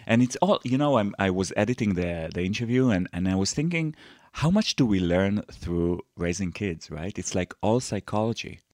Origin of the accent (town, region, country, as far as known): Israel